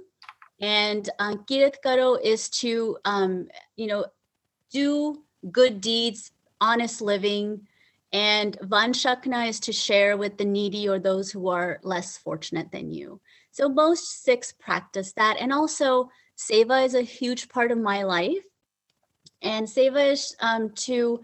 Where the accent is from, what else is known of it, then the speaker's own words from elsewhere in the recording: Chandigarh, India; also born or lived in New Jersey, United States / California, United States; now in West Sacramento, United States; I was born in Chandigarh, Punjab, India, which is in North India. And it's a shared capital city of two states, Punjab and Haryana. And I had a wonderful childhood in Punjab